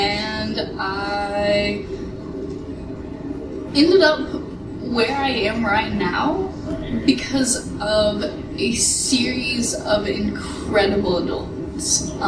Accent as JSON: {"language": "English", "region": "rural southeastern Kentucky", "country": "United States", "tie": "born or raised there", "said": "So, I grew up in Kentucky, rural southeastern Kentucky. I grew up in an abusive household with just my father"}